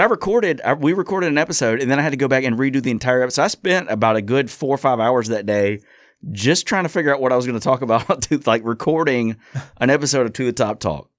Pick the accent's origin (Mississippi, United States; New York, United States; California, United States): Mississippi, United States; Hattiesburg; I grew up in the Hattiesburg area. I've lived here my whole life